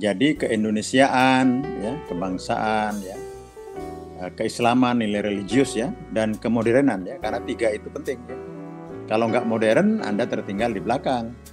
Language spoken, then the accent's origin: Indonesian; Jember, East Java, Indonesia; also born or lived in Pamekasan; Saya tuh anak kampung ya.